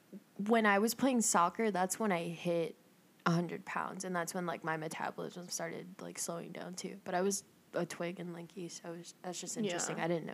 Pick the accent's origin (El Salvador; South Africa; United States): El Salvador; I'm from El Salvador.